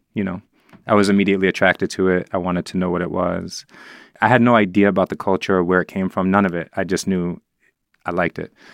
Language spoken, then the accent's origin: English; New York City, New York, United States; growing up in the Upper West Side